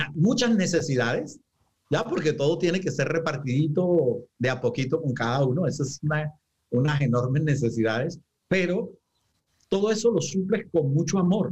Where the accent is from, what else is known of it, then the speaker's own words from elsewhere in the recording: Santa Marta, Magdalena, Colombia; moved away; also born or lived in Bogotá; yo soy samario, digamos que me fui hace muchísimo tiempo y ya estoy retornando a la tierra